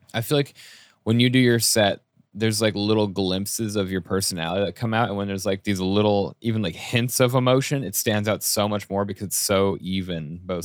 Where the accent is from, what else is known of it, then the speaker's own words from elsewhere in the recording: Colorado, United States; moved away as an adult; also born or lived in Boulder, Colorado; growing up in Colorado, when I moved out and I lived in my first apartment in Boulder